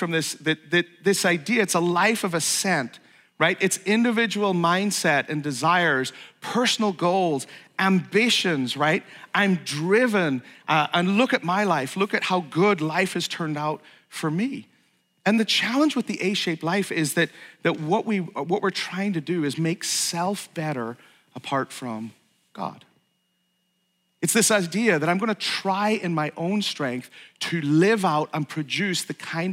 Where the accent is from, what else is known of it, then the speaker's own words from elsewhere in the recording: Ireland; also born or lived in Saratoga, New York / West Coast, United States; now in United States; I was born in Ireland. I'm a naturalized U.S. citizen